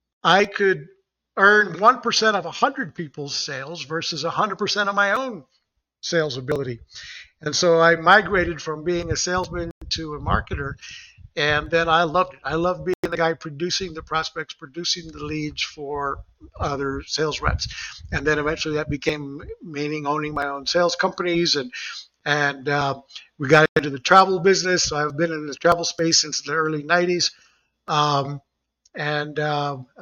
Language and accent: English; Puerto Rico; moved away as an adult; also born or lived in Texas; now in Florida, United States; So I grew up in Puerto Rico and I had the Mexican restaurants. I'm a Mexican descendant, my mom.